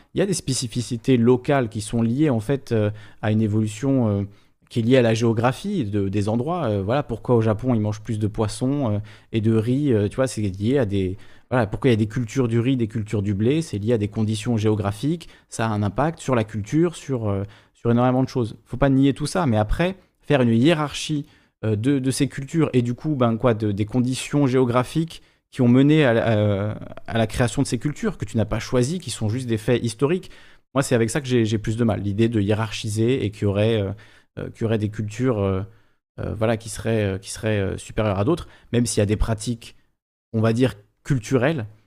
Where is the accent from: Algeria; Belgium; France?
France; Corsica; moved away; je suis corse, donc la Corse est française